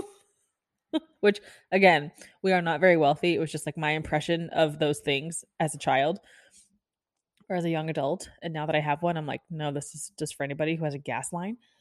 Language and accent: English; Kansas City, Missouri, United States; moved away as an adult; also born or lived in Florida; now in Texas, United States; I'm from Kansas City, this is, you all know, but I lived in Florida for ten years. I lived in Kansas City for twelve.